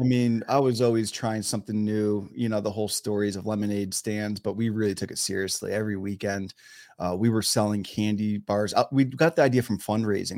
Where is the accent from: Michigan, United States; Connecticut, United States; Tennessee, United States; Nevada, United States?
Connecticut, United States; Wallingford; moved away as an adult; also born or lived in Philadelphia, Pennsylvania; now in San Diego, United States; I was born and raised in Wallingford, Connecticut